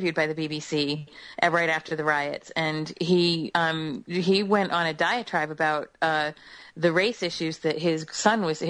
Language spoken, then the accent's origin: English; United States; I'm American